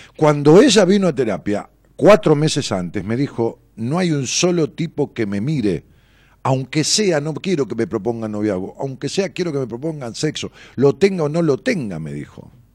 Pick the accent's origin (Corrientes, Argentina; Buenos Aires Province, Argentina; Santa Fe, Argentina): Buenos Aires Province, Argentina; Ramos Mejía; Era un chalecito de esquina muy bonito, allá en Ramos Mejía, en la calle Cisneros. Eh, ahí nos mudamos cuando yo tenía 11 años. Venimos de, una casa alquilada, donde yo nací